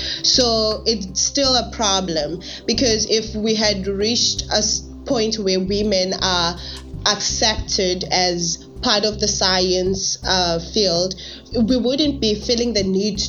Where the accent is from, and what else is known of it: Mpumalanga, South Africa